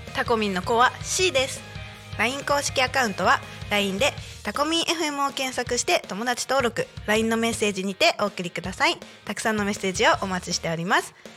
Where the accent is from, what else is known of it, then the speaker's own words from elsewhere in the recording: Chiba, Japan; also born or lived in South America; 千葉県生まれ千葉県育ちでちょっと南米にいた